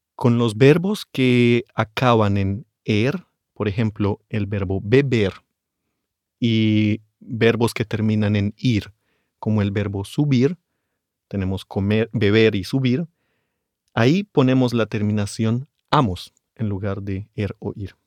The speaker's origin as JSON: {"language": "Spanish", "region": "Bogotá", "country": "Colombia", "tie": "born or raised there", "said": "mis padres ahora viven en Bogotá, yo nací en la capital y ahí la gente usa tú más que usted"}